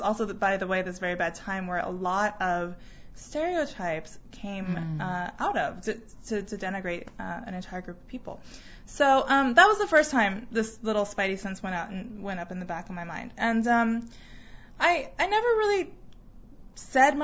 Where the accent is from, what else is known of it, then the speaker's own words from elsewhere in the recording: Arizona, United States; moved away as an adult; also born or lived in Taiwan; now in Seattle, United States; I grew up in Arizona